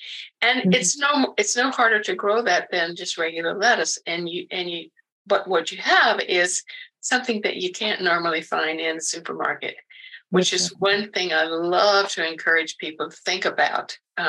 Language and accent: English; the South, United States; I mean, I grew up in the South and I still visit relatives every once in a while.